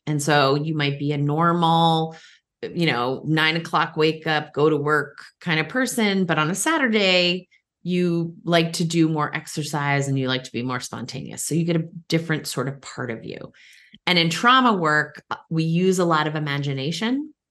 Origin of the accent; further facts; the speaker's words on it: Cape Cod, Massachusetts, United States; also born or lived in Boston; now in Washington, D.C., United States; I live in the D C area, but I still say I'm from Boston because that was where I was born and where I did all my early years, um, a, actually Cape Cod, uh, specifically